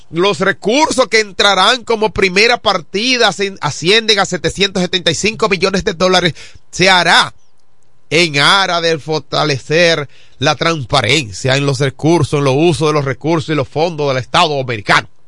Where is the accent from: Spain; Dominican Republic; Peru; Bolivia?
Dominican Republic; Pero mire como dominicano, hermano